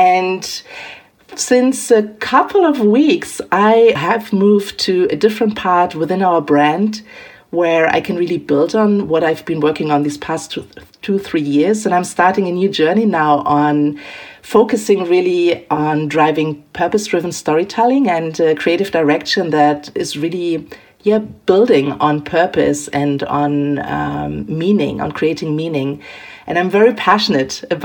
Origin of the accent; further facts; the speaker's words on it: Germany; moved away as an adult; also born or lived in Milan / London / Tokyo; I am born and raised in Germany